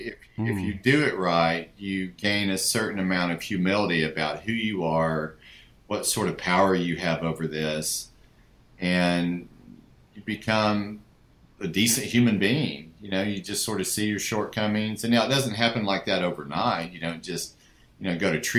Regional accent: Hugo, Oklahoma, United States; I grew up in a small town in southeastern Oklahoma called Hugo, Oklahoma.

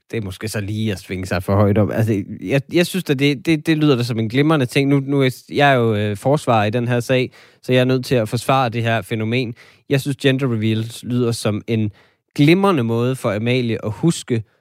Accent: Denmark; vi er jo måske alle sammen som danskere øh, lidt feminister

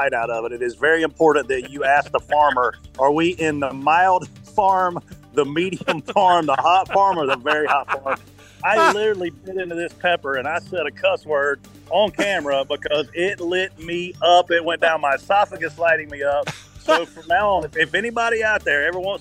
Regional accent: South Carolina, United States; I grew up in South Carolina. I was a watermelon farmer when I was in high school

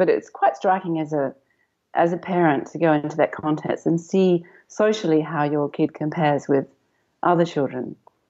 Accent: England, United Kingdom; moved away as an adult; now in Melbourne, Australia; especially when we came out from England and they hit kindergarten in Melbourne.

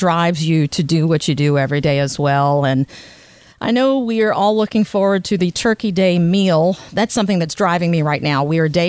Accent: the South, United States; I'm from the South too

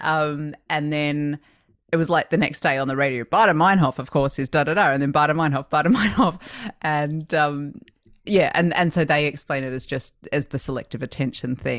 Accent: Australia; now in United States; growing up in Australia

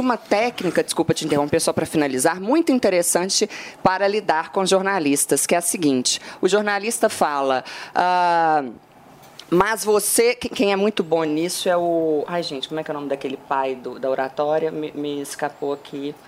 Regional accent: Minas Gerais, Brazil; eu que sou mineira

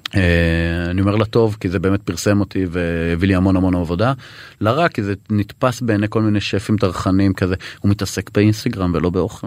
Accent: Eshel HaNasi, Southern District, Israel; moved away; also born or lived in Tel Aviv / Sharon; באמת ילד עם ילדות מאושרת, בכ-, בכפר, באשל הנשיא בדרום.

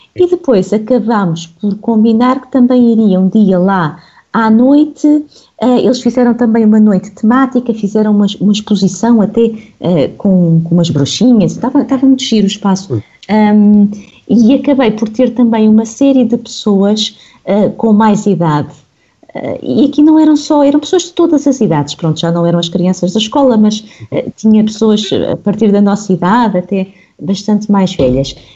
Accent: Lisbon, Portugal; cresci aqui em Lisboa

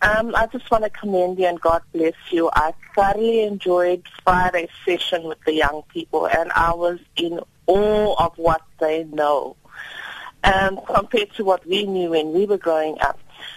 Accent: Durban, KwaZulu-Natal, South Africa; I'm from Durban

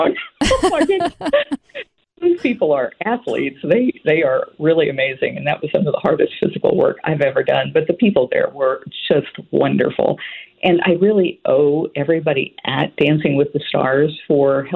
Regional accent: Florida, United States; I'm from Florida

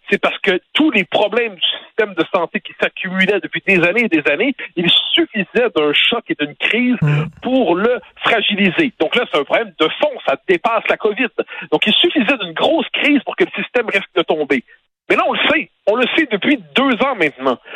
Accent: Quebec, Canada; en tant que Québécois, on a traversé des crises, on a traverser une autre.

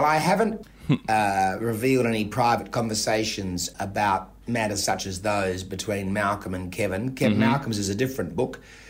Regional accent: Adelaide, South Australia, Australia; accent: Adelaide; my particular Adelaide accent

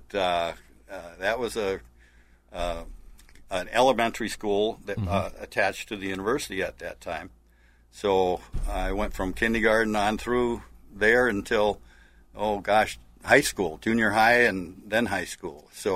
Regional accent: Eau Claire, Wisconsin, United States; I'd had some old friends I used to fish with in Eau Claire here that we grew up in the Third Ward

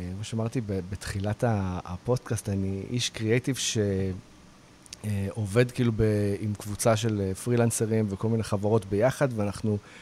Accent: Israel

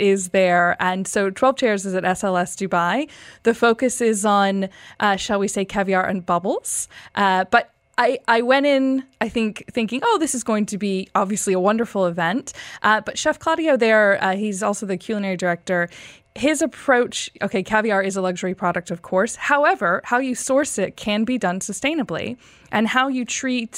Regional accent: United States; moved away; as a child growing up in the United States

